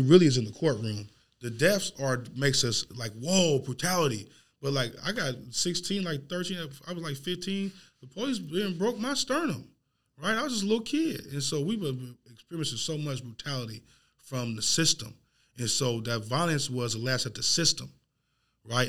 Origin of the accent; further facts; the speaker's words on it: Portland, Oregon, United States; I grew up in Northeast Portland.